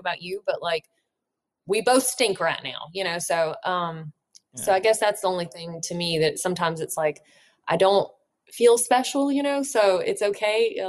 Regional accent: Alabama, United States; also born or lived in Colorado; I should have spent more time in my home state

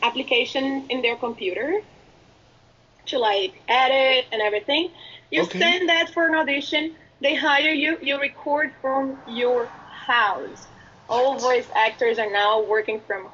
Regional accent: Brazil; English is a second language; moved away as an adult; now in United States

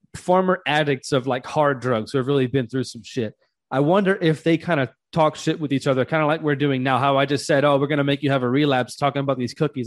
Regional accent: Louisiana, United States; now in Georgia, United States; I'm from the South, too. I'm from Louisiana

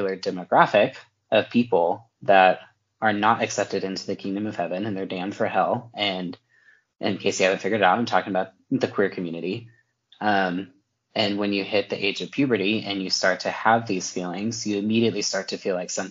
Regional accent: Texas, United States; I'm from Texas. I'm from the Bible Belt, you know, I grew up in a great home

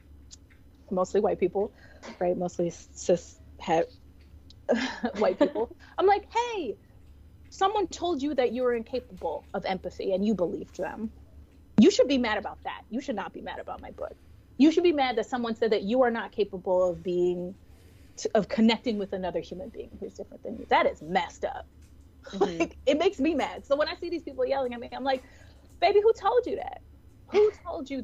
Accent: New York City, New York, United States; I'm from New York City

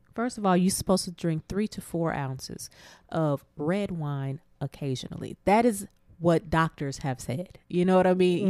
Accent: Abilene, Texas, United States; my hometown of Abilene

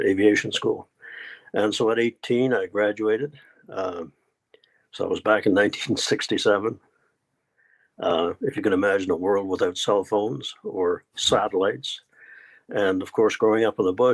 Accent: Newfoundland and Labrador, Canada; I was born in Newfoundland, Canada, which is sort of in the north, northeast

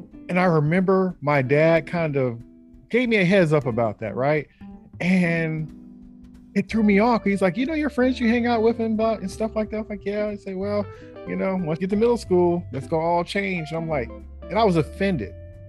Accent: Bay Area, California, United States; I think I kind of lucked out being growing up in the Bay Area and with just a variety of everything.

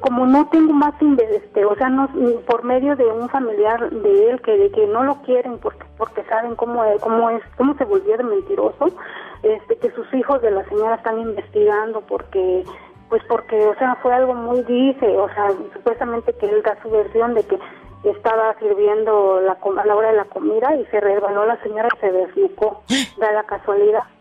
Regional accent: Huatulco, Oaxaca, Mexico; now in Oaxaca, Mexico; soy de Huatulco, de Bahía de Huatulco

